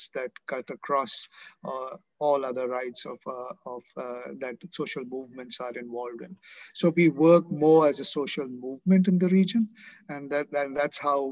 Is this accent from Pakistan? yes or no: yes; Pakistan; moved away as an adult; also born or lived in Hong Kong; now in Manila, Philippines; I am a Pakistani national by citizenship. I still am